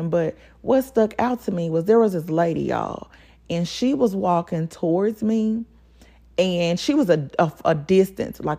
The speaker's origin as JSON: {"language": "English", "town": "Pine Bluff", "region": "Arkansas", "country": "United States", "tie": "born or raised there", "said": "Like y'all and y'all know I grew up in Pine Bluff. Like we used to ride our bikes all over freaking Pine Bluff."}